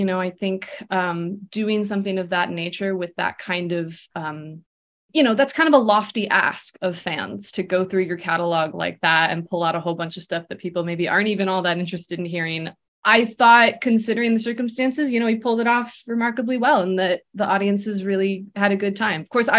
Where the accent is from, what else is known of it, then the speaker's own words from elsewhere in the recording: Buffalo, New York, United States; moved away as an adult; now in New York City, United States; I've been here now for, a little over, it's like 5.5 years now. I'm from Buffalo originally